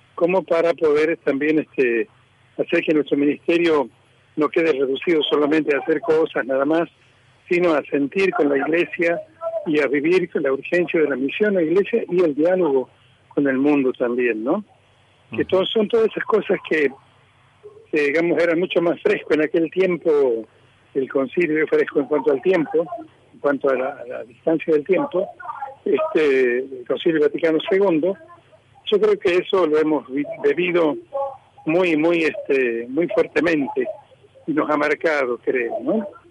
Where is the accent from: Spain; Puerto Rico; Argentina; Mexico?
Argentina; Tucumán; moved away; also born or lived in Añatuya; soy tucumano y conozco la zona